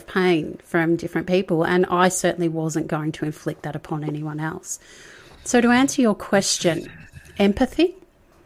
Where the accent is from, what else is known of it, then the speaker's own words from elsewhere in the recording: Melbourne, Victoria, Australia; also born or lived in Sydney / rural New South Wales; now in New South Wales, Australia; I'm not originally from Sydney. I'm from Melbourne. And Melburnians, as we call ourselves